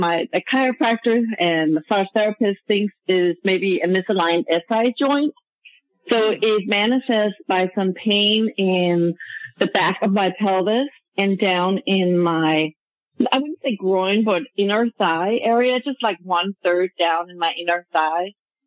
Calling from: Portland, Oregon, United States; First time caller. I'm calling from Portland, Oregon.

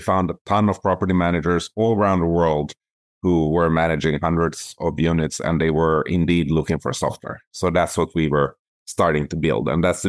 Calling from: Toronto, Ontario, Canada; I'm calling in from Toronto, Ontario, and I tend to spend about 6 months of the year here, and the rest I do traveling.

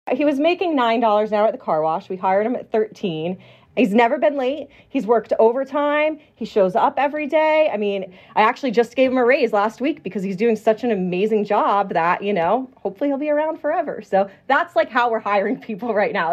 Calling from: Las Vegas, Nevada, United States

